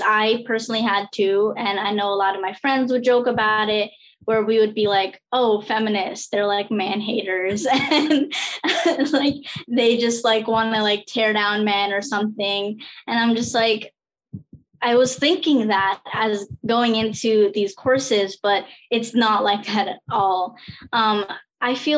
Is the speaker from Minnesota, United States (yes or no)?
no; New Jersey, United States; I was born and raised in New Jersey